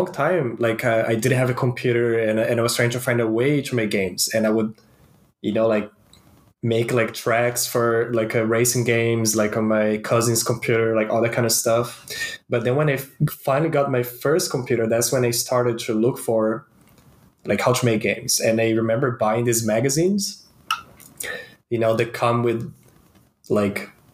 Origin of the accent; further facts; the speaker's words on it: Brazil; moved away; I'm originally from Brazil